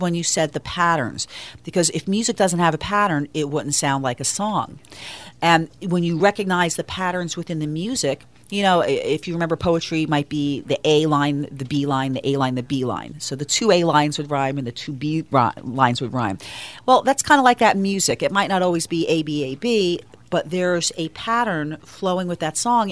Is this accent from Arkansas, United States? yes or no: no; New York metro area, United States; moved away as an adult; now in Florida, United States; I'm from the New York metro area, music in the schools there is a big thing.